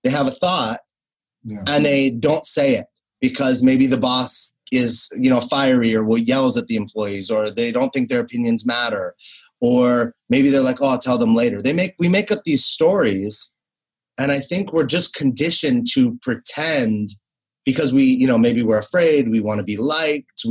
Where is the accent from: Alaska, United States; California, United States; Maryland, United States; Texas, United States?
California, United States; Los Angeles; also born or lived in New York City; I was born and raised in Los Angeles